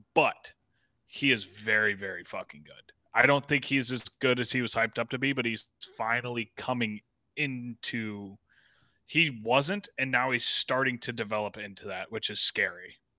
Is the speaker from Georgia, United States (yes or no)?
yes; near Atlanta, Georgia, United States; born or raised there; moved away